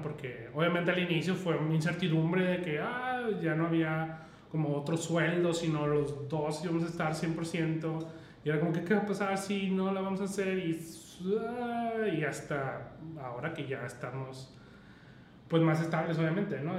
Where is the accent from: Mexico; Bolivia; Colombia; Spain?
Mexico; solo vernos como mexicanos